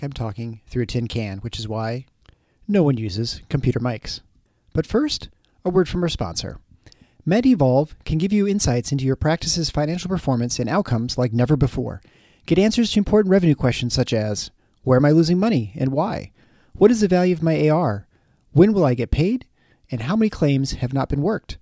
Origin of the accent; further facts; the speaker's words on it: Midwest, United States; We're both kids from the Midwest